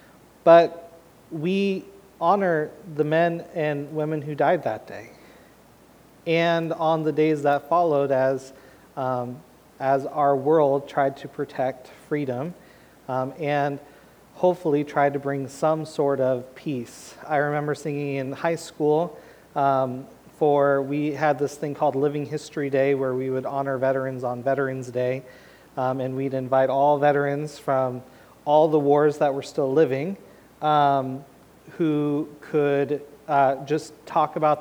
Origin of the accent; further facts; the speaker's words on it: Portland, United States; moved away; I'm from Portland